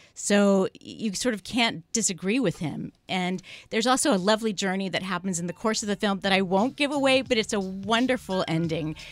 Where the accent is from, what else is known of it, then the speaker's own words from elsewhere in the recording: San Francisco, California, United States; I'm from San Francisco